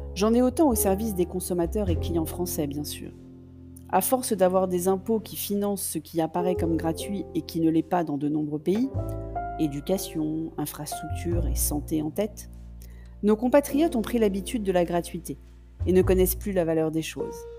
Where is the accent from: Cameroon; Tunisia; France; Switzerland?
France; Je suis française